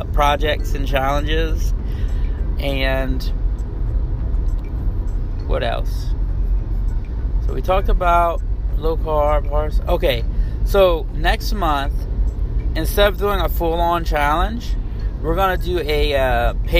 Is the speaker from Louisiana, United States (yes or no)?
yes; Cajun, Louisiana, United States; I'm a Cajun, so rice and bread, I mean, that's what I was raised on